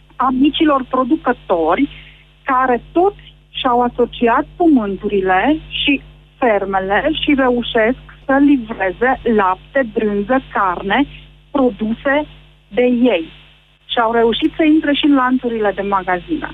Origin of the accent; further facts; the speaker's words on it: Arad County, Romania; Eu sunt din Aral